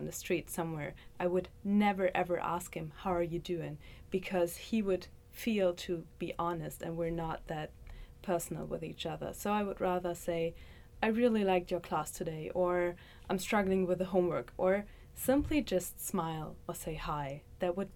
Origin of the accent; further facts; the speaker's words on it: Germany; moved away as an adult; also born or lived in Leipzig, Germany; now in Athens, United States; I'm from Germany. I'm a student from the University of Leipzig